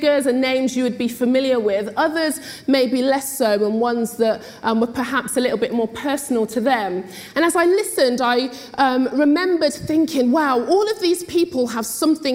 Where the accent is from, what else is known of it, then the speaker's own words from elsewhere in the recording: Oxford, South East England, United Kingdom; I was born and bred in Oxford to Jamaican parents